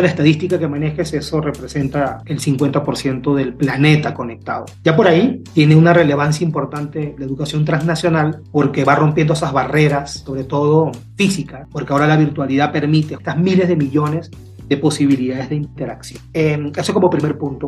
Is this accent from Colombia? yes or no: no; Peru; moved away; Yo soy peruano y me encuentro en este momento fuera de mi país